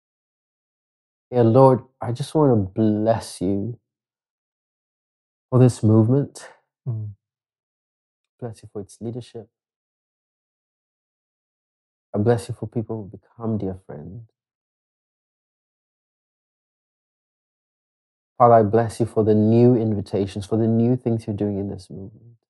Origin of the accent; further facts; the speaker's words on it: Kenya; also born or lived in Nakuru; I'm just a Kenyan who says Asante every moment